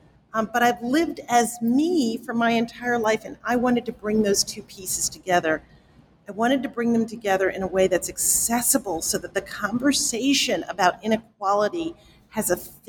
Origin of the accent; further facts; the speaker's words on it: South Bronx, New York, United States; when I grew up in the South Bronx, my father and my mother worked themselves literally to early deaths to make sure that I would not end up in the South Bronx.